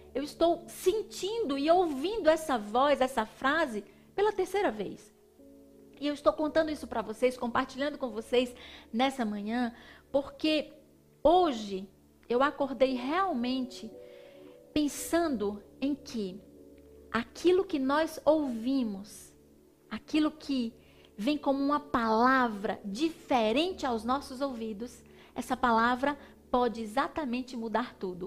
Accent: Northeast Region, Brazil; Como uma boa nordestina comendo um cuscuz com leite, um cuscuz com ovo

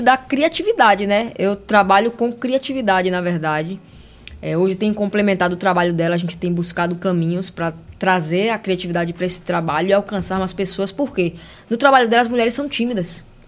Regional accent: Salvador, Bahia, Brazil; Eu sou de Itacaranha, subúrbio ferroviário

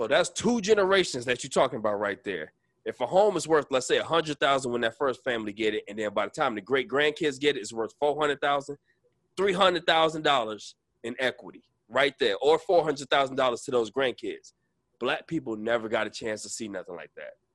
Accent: Arkansas, United States; We was born in Arkansas

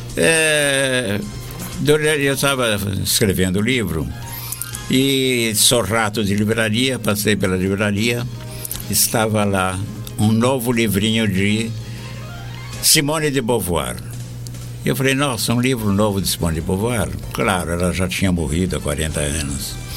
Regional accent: Araraquara, São Paulo, Brazil; moved away; eu vim de Araraquara, interior de São Paulo

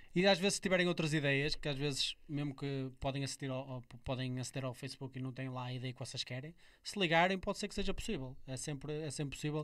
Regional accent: Amarante, Porto District, Portugal; sou de Amarante, mas oh, este carnaval que eu estou a falar nem sequer era no centro de Amarante, era numa Sim. terra ao lado, numa freguesia bem rural, Gondar, onde eu nasci

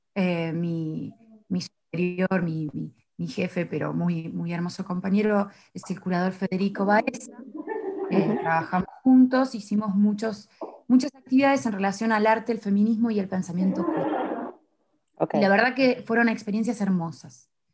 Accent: Mar del Plata, Buenos Aires Province, Argentina; moved away as an adult; now in Paris, France; yo vengo de Mar del Plata

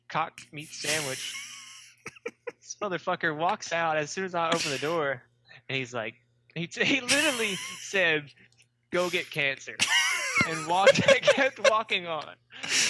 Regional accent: the South, United States; born and raised in the South

